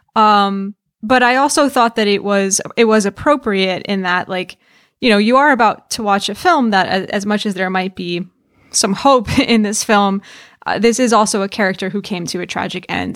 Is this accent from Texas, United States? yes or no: no; New York, United States; the same county in New York that I am from